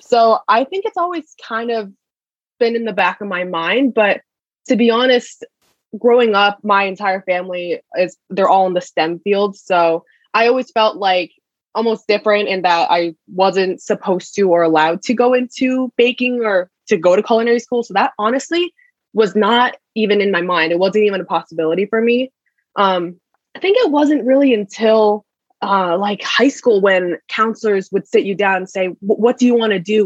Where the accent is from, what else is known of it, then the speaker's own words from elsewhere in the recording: Connecticut, United States; moved away as an adult; I'm from Connecticut personally